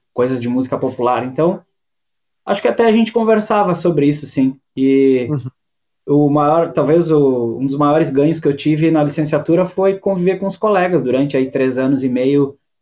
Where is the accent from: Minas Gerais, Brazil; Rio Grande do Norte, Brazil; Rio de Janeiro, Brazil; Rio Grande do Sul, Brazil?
Rio Grande do Sul, Brazil; Fagundes Varela; moved away as an adult; also born or lived in Guaporé / Porto Alegre; now in Viamão, Brazil; eu sou natural da Serra. Eu, eu nasci em Fagundes Varela, e, que é uma cidadezinha bem pequena, colonização italiana. Morei em Guaporé, e daí depois de adulto eu vim para Porto Alegre